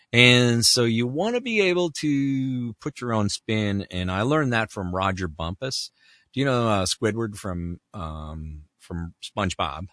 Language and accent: English; Canada; moved away; I grew up in Canada